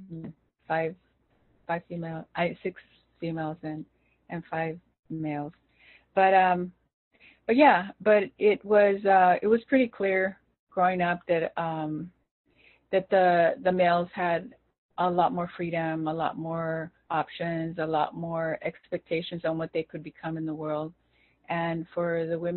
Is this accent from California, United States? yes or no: yes; Los Angeles, California, United States; as we grew up there